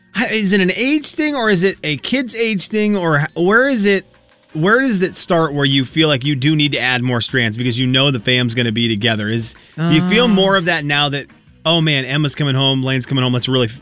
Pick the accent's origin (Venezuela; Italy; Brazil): Venezuela; moved away; growing up in Venezuela, they didn't do the outside stuff.